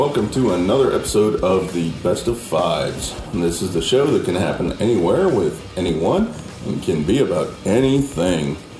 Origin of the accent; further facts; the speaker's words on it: Canada; moved away as an adult; now in United States; I'm Canadian